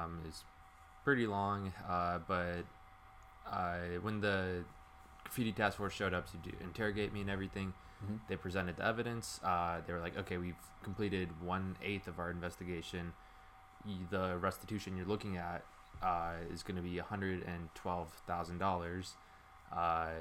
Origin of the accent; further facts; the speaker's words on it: Chicago, Illinois, United States; moved away as an adult; now in Pittsburgh, United States; I'm from the southwest side of Chicago, like a Latino community